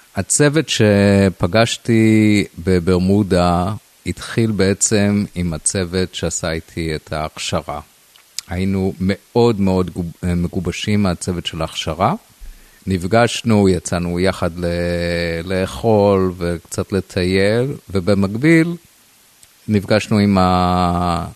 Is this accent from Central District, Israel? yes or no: no; Rosh HaNikra, Northern District, Israel; בילדותי גדלתי בקיבוץ ראש הנקרא